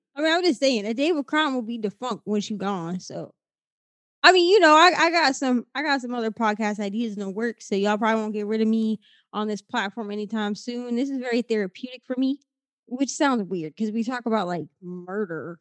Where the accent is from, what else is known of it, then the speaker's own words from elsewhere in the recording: Midwest, United States; now in Florida, United States; I'm from the Midwest. From Iowa, Minnesota